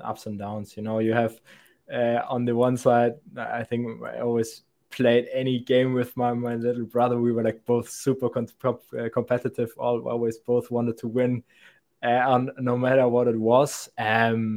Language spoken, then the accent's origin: English; Germany; accent: thick German; you can hear from my thick German accent that I'm actually from Germany.